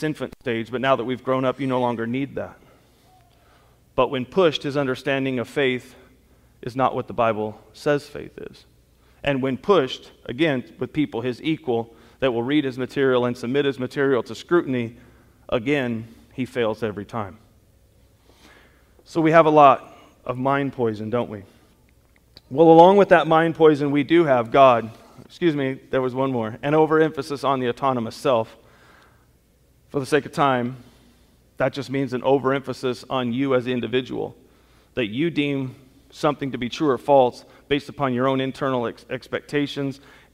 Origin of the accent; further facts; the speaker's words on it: Southern California, United States; growing up in Southern California, I got exposed to all different kinds of culture